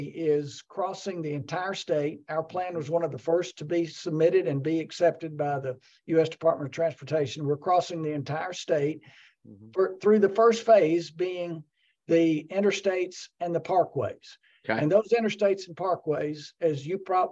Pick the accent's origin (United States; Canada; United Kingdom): United States; Glasgow, Kentucky; moved away; also born or lived in Lexington, Kentucky; I grew up in Glasgow and then moved to Lexington.